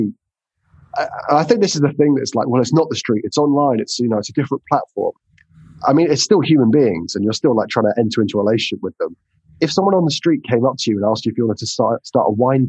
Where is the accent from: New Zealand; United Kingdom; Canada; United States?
United Kingdom; England; I'm English